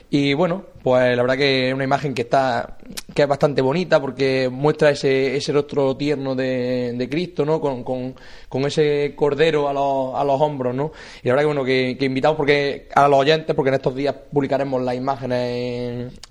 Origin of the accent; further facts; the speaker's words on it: Santisteban del Puerto, Andalusia, Spain; Y damos un salto y nos vamos a ir pues, a mi tierra, nos vamos a ir a Santisteban del Puerto